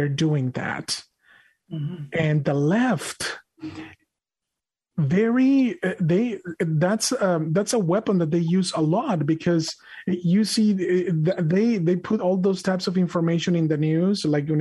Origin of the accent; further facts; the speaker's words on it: Mexico; moved away; I was born and raised in Mexico